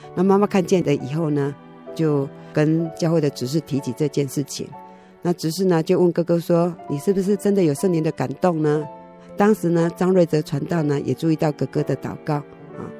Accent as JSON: {"language": "Chinese", "town": "Xingang", "region": "Chiayi County", "country": "Taiwan", "tie": "born or raised there", "said": "我们家住新港，新港离北港只有五公里哦"}